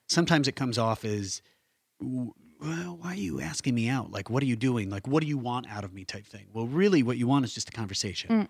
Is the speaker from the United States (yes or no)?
yes; Midwest, United States; also born or lived in Washington, D.C.; now in Los Angeles, United States; growing up in the Midwest